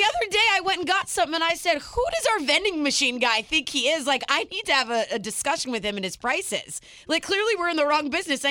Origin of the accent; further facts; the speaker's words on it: Northern California, United States; moved away as an adult; also born or lived in Orange County, California; now in Boston, United States; I grew up in Northern California, and then at 17 moved to Orange County for college